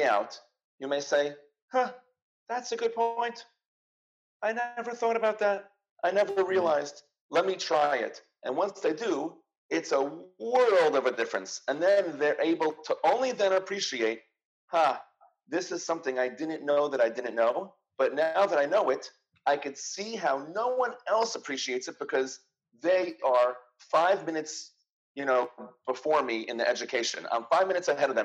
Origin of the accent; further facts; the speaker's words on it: New York, United States; I am a New Yorker